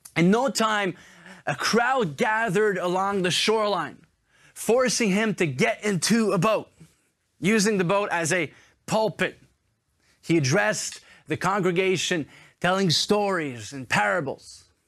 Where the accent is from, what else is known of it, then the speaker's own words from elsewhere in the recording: Montreal, Quebec, Canada; now in Paris, France; I'm originally from Montreal, so it's such a privilege for me to be in my hometown